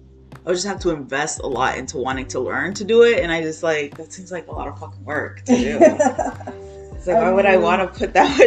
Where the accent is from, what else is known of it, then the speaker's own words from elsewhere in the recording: Boston, Massachusetts, United States; moved away as an adult; now in Brooklyn, United States; Especially growing up in Boston